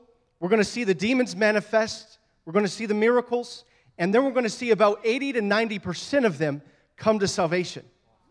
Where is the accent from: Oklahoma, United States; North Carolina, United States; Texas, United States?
Oklahoma, United States; Oklahoma City; moved away; we ended up in Oklahoma City, ironically, my hometown